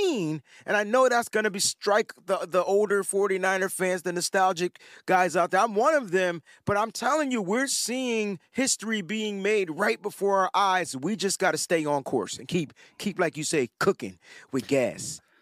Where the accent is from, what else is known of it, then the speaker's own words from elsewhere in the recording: East Coast, United States; I'm from the East Coast